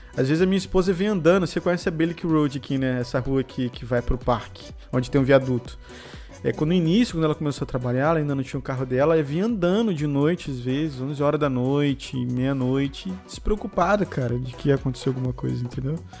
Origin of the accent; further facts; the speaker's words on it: Rio de Janeiro, Brazil; moved away as an adult; also born or lived in Espírito Santo; now in Ireland; Eu, a gente é no Rio de Janeiro, mas a gente morou lá no Espírito Santo muito tempo